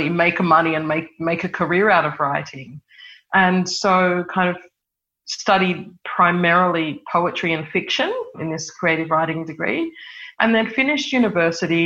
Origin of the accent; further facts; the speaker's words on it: Sydney, New South Wales, Australia; I grew up in Sydney in the Hills District in a suburb called Kellyville